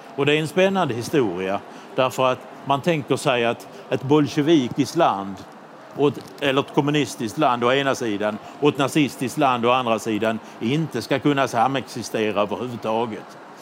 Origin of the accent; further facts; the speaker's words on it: Budapest, Hungary; hemma i Budapest